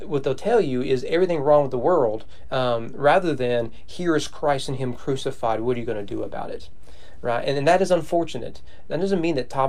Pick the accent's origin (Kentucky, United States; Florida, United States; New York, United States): Kentucky, United States; Owen County; I'm from Owen County